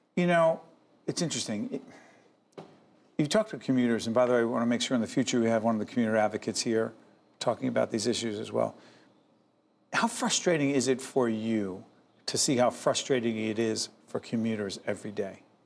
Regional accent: Newark, New Jersey, United States

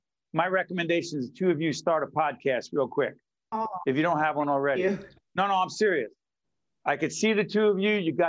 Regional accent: Newark, New Jersey, United States; I'm old school. I'm from Newark.

